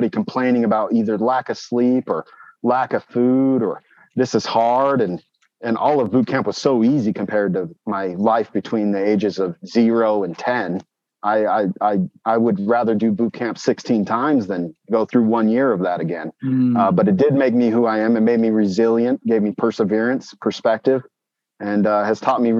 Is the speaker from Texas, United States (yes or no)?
no; Brigham City, Utah, United States; So I was born in Brigham City, Utah. I'm about 37 years old.